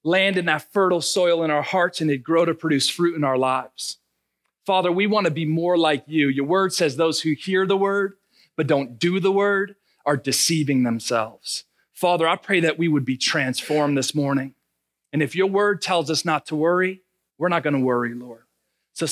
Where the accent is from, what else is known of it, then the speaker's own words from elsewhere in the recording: Narragansett, Rhode Island, United States; moved away as an adult; also born or lived in Ohio / Cumberland, Rhode Island; now in Marshfield, United States; as a kid, remember, born and raised in Rhode Island